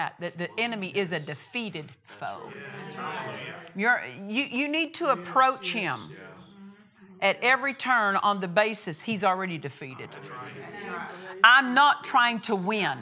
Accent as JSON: {"language": "English", "region": "Oklahoma", "country": "United States", "said": "I'm from Oklahoma"}